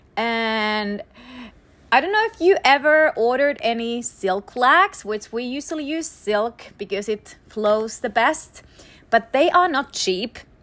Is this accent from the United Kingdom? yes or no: no; Finland; moved away; I'm from Finland